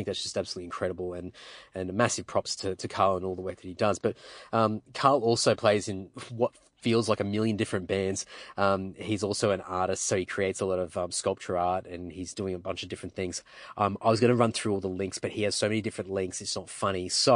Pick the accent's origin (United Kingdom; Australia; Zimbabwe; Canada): Australia; Redcliffe, Queensland; I was born and raised in Redcliffe, and then lived all over Queensland, and then came back to Redcliffe for high school